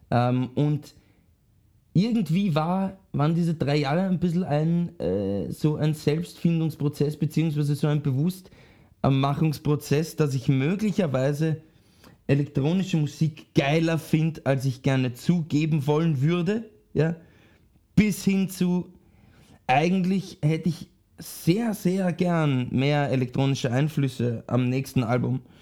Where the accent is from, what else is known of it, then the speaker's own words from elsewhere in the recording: Vienna, Austria; born there; ich bin eigentlich in Wien geboren und bin, lebe jetzt wieder schon voll lang in Wien. Das heißt, eigentlich bin ich schon fast wieder ein Wiener.